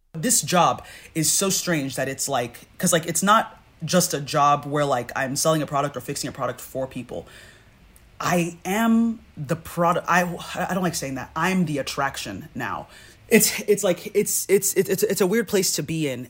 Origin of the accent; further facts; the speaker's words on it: Nigeria; we're Nigerian